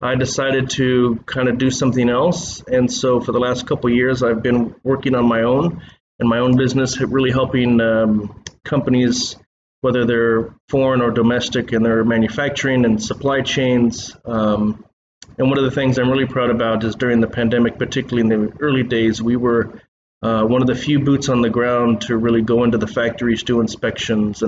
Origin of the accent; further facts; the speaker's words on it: Bremerton, Washington, United States; moved away as an adult; also born or lived in Seattle, United States / Changchun, China; now in Shanghai, China; I'm originally from Seattle